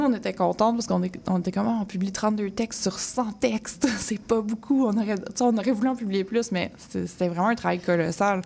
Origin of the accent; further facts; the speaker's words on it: Mirabel, Quebec, Canada; moved away as an adult; also born or lived in Laval / Montreal; je viens de Mirabel, je viens de Saint-Janvier, j'ai grandi là